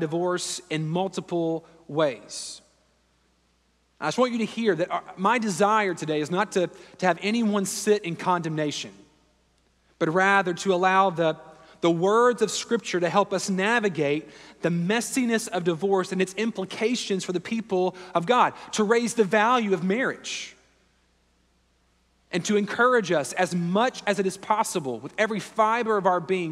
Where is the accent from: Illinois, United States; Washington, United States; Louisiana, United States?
Louisiana, United States; moved away as an adult; also born or lived in Houston, Texas; now in Raleigh, United States; growing up in Louisiana and living in South Louisiana and in Houston for a number of years